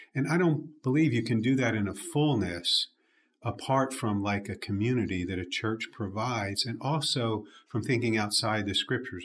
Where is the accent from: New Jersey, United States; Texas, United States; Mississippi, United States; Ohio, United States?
New Jersey, United States; Jersey Shore; now in Birmingham, United States; grew up in the at the Jersey Shore, not the one people hear about on MTV